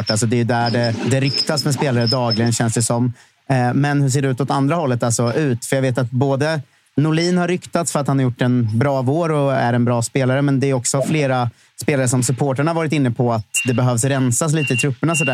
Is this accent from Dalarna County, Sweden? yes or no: no; Östergötland, Sweden; accent: Östergötland; men det var det sjukaste jag någonsin hört om min östgötska såklart.